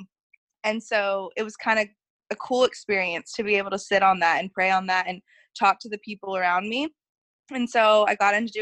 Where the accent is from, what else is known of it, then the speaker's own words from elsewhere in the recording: Dallas, Texas, United States; moved away as an adult; also born or lived in Albuquerque; I grew up in Dallas